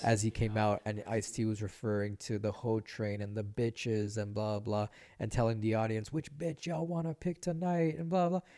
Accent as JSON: {"language": "English", "town": "Vancouver", "region": "British Columbia", "country": "Canada", "tie": "born or raised there", "also_born_or_lived": "Nicaragua / Los Angeles", "said": "growing up in East"}